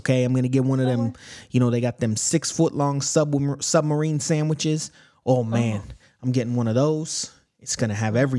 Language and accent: English; Alabama, United States; I'm from Alabama. This is how people sound in Alabama.